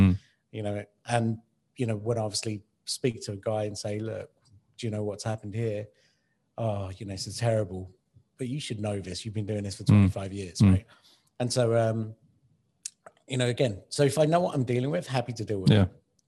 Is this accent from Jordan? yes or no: no; United Kingdom; now in Dubai, United Arab Emirates; I'm kind of from the UK and I live in Dubai.